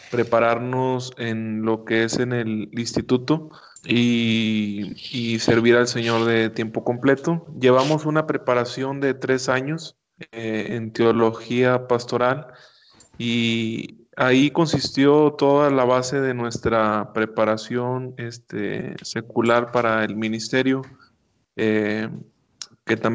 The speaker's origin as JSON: {"language": "Spanish", "town": "Monterrey", "region": "Nuevo León", "country": "Mexico", "tie": "born or raised there", "said": "Tengo 25 años de edad, soy nativo de la ciudad de Monterrey, Nuevo León"}